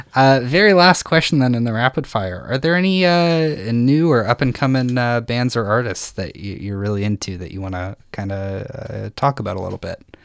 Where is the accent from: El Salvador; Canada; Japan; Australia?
Canada; Saskatchewan; I'm from Saskatchewan